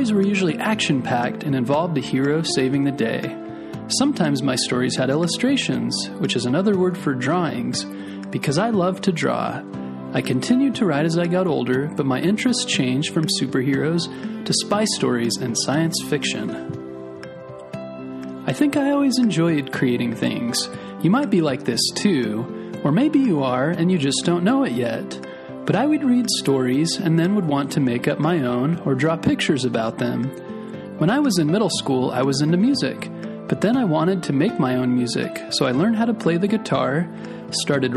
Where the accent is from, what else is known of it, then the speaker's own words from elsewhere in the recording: Mesa, Arizona, United States; also born or lived in Gilbert, Arizona / California; I was born in Mesa, Arizona, and grew up in the towns of Mesa and Gilbert, but we lived in California while my dad was going to school